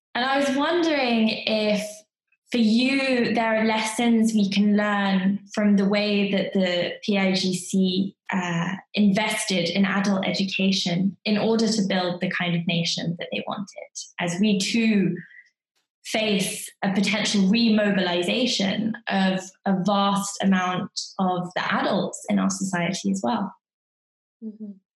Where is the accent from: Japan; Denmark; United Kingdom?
United Kingdom; as a British person